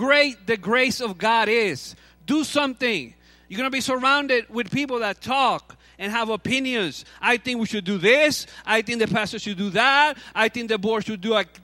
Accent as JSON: {"language": "English", "country": "Cuba", "tie": "born or raised there", "moved": "yes", "said": "I'm from Cuba. So I grew up playing baseball"}